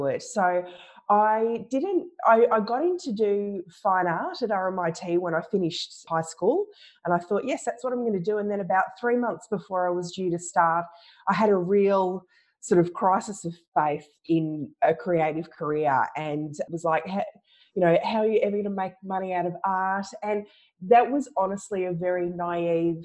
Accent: Ballarat, Victoria, Australia; also born or lived in Melbourne, Australia; I mostly grew up in Ballarat, and we come from a bit of a farming family.

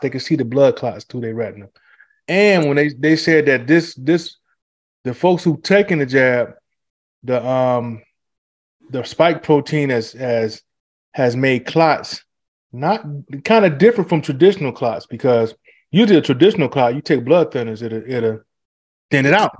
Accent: Detroit, Michigan, United States; growing up in Detroit

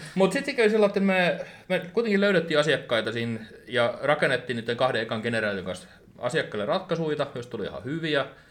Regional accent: Turku, Southwest Finland, Finland; seitsemänkymmentäviisi syntynyt Turussa ja täällä on ollut pitkään

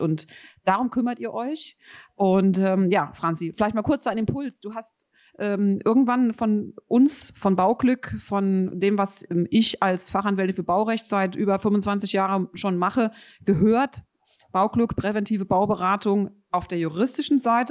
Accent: Rhenish Hesse, Rhineland-Palatinate, Germany; ich komme aus Rheinhessen

